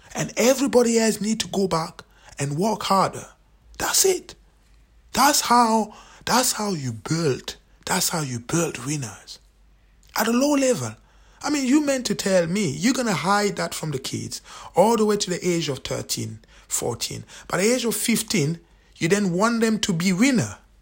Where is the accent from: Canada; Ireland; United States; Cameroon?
Cameroon; now in Scotland, United Kingdom; I'm from Cameroon